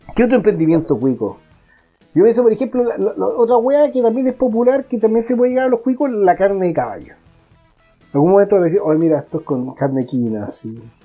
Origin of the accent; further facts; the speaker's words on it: Santiago, Santiago Metropolitan Region, Chile; soy santiaguino, tengo que reconocer que, llevo casi toda mi vida acá